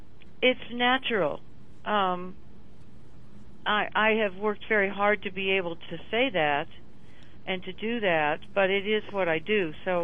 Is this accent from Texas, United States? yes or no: no; Colorado, United States; moved away as an adult; also born or lived in Seattle, Washington; now in New York, United States; I was born in Seattle, but moved to Colorado when I was 9, so I really consider myself almost a native Coloradoan. I live in New York now, but I spend a lot of time here, and I'm in Colorado at the moment, up in Vail.